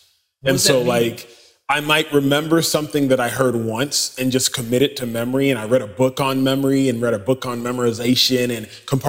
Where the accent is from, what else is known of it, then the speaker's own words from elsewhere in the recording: United States; First generation American, start there. Wow. Parents born and raised in Nigeria. Three primary tribes in Nigeria, Igbo, Hausa, Yoruba. We are Igbo.